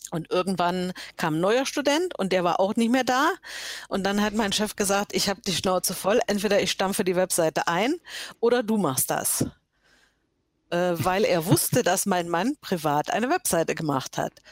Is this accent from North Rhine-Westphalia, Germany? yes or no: no; Görlitz, Saxony, Germany; born there; also born or lived in Halle / Poland / Dresden / Hamburg; Ich bin geboren in Görlitz, ähm, das ist in Sachsen, liegt ist der östlichste Ort äh, von Deutschland. Äh, bin inzwischen 61 Jahre alt und ähm, bin äh, eigentlich von Görlitz über Halle, über Polen, über Dresden, über Hamburg irgendwann hier im Schwarzwald gelandet.